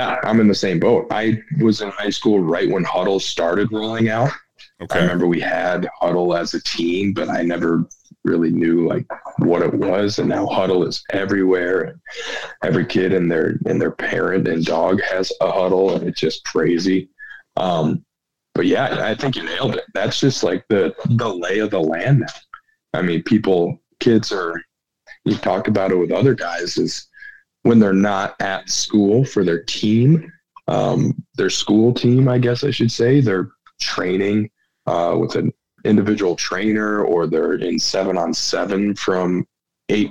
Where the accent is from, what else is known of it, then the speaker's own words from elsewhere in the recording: Sheldon, Iowa, United States; now in Omaha, United States; I'm from Sheldon, Iowa. So my individual training was working on the farm.